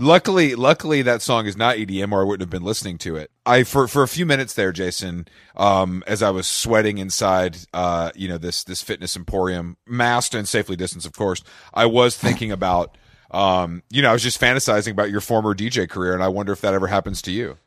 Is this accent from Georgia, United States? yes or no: yes; Atlanta, Georgia, United States; I grew up in Atlanta. I'm actually in Atlanta right now